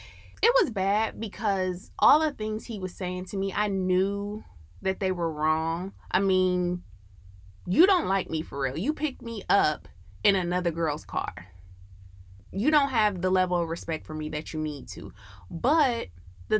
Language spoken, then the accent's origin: English; Midwest, United States; now in Atlanta, United States